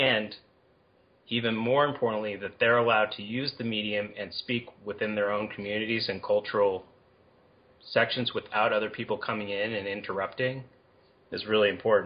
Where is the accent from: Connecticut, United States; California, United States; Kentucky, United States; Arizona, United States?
California, United States; Berkeley; also born or lived in Boulder, Colorado; I grew up in Berkeley